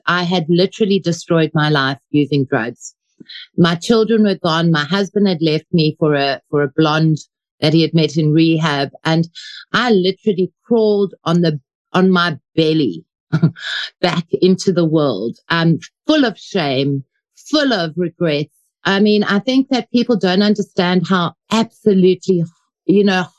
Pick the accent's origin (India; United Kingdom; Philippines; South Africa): South Africa; Johannesburg, Gauteng; also born or lived in Ermelo, Mpumalanga; I was fortunately 6 months when I left and I went to Joburg. Grew up in Joburg